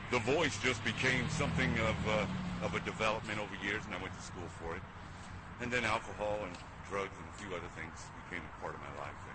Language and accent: English; New York City, New York, United States; I was born and raised in Brooklyn, New York.